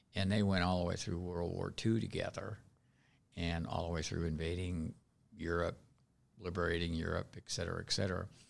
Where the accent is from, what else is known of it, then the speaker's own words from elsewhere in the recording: Seattle, Washington, United States; moved away; also born or lived in Elizabeth, New Jersey; I was raised in Seattle, right in, uh, within the city limits of Seattle, in the north end of Seattle.